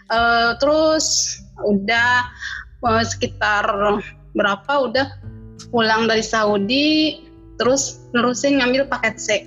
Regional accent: Cianjur, West Java, Indonesia; Cianjur kota.

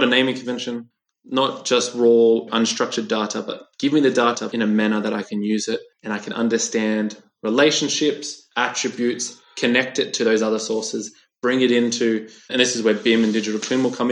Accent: Australia; now in Switzerland; I'm originally from Australia. I now live in Switzerland, working for Siemens in their headquarters.

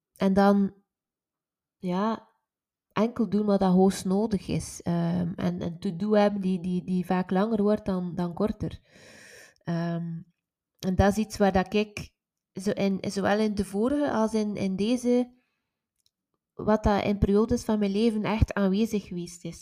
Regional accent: West Flanders, Belgium; ik ben van West-Vlaanderen

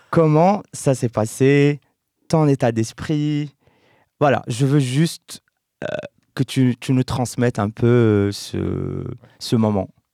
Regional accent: Settat, Casablanca-Settat, Morocco; now in Brussels, Belgium; j'ai grandi à Stat

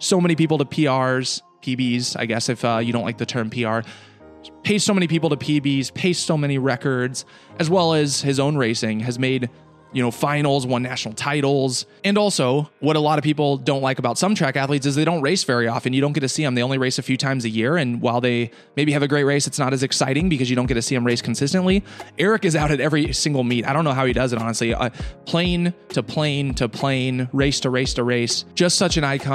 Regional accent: Iowa City, Iowa, United States; I grew up in Iowa City

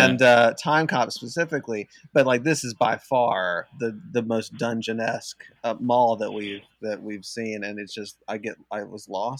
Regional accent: Chattanooga, Tennessee, United States; I'm from Chattanooga.

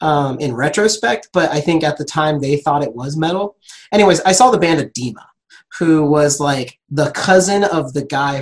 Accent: Ontario, California, United States; Ontario, California.

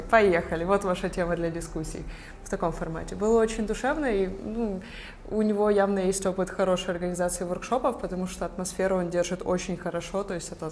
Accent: Kyiv, Ukraine; И я сама из Киева, и вот я на три дня приехала.

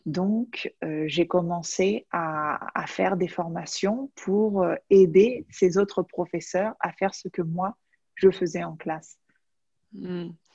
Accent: France; now in Majorca, Spain; je suis française, mais j'habite aux îles Baléares à Majorque

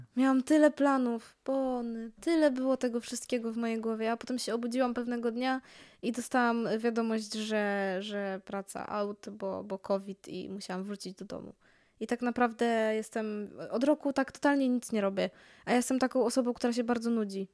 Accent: Poland

